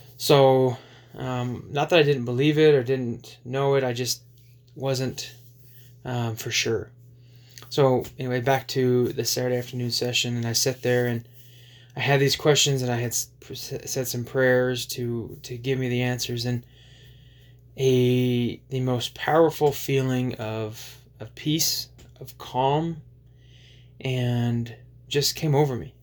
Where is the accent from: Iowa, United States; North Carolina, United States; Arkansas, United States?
Arkansas, United States; just outside of Little Rock; So a lot of the impactful years of my life from 12 to, to 19 happened in, in, in Arkansas, just outside of Little Rock.